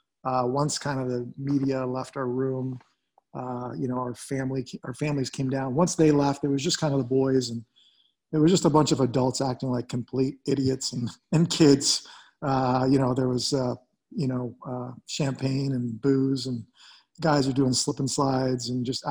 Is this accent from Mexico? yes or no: no; Canada; growing up as a Canadian boy, just playing the NHL was a dream